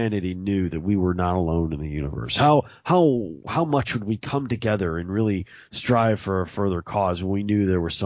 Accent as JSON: {"language": "English", "region": "Mississippi", "country": "United States", "tie": "born or raised there", "said": "I come from there. I've been there. I was born there."}